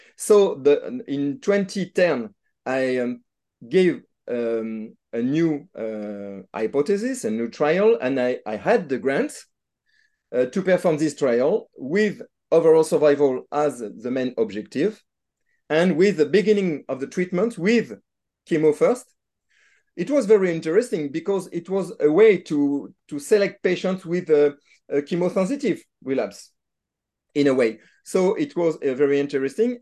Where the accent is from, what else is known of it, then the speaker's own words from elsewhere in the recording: Nantes, Pays de la Loire, France; I'm not from Lyon, but from Nantes, but it's, uh, same, uh, country, it's France